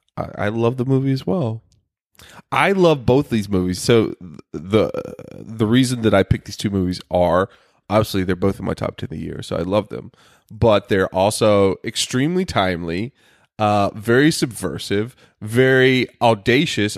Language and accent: English; the South, United States; moved away; I come from the South